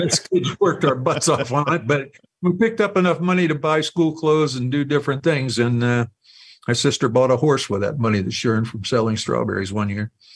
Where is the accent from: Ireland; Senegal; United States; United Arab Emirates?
United States; being an American